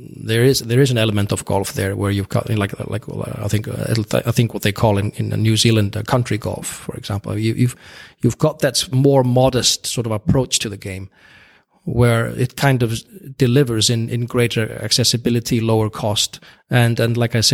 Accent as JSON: {"language": "English", "country": "Iceland", "said": "In Iceland, the population is quite small. We are around 350,000, just above that maybe."}